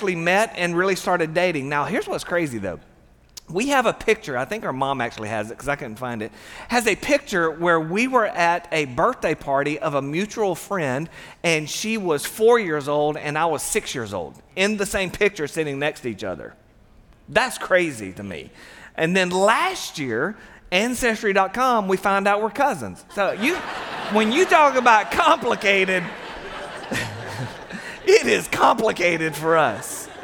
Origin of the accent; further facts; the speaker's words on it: Satsuma, Alabama, United States; We both, we grew up in Satsuma, Alabama